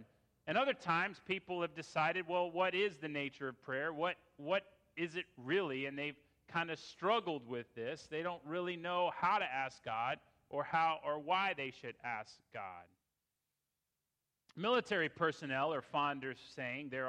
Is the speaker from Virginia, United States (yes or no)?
yes; Fairfax County, Virginia, United States; It was in Fairfax County, and I grew up in that church